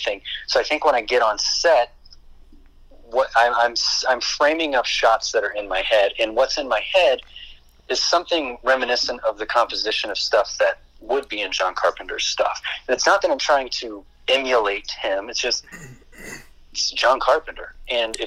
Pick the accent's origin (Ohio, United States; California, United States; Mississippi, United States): Ohio, United States; the location that I grew up in Ohio